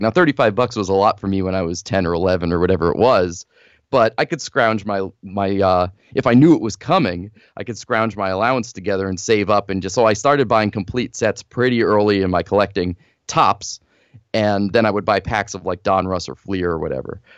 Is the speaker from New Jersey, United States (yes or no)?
yes; northern New Jersey, United States; I grew up in New Jersey, northern New Jersey